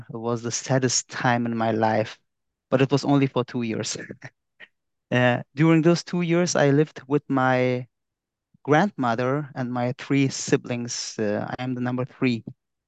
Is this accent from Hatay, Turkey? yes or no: yes; Iskenderun, Hatay, Turkey; now in Hamburg, Germany; I was born in Turkey in Iskenderun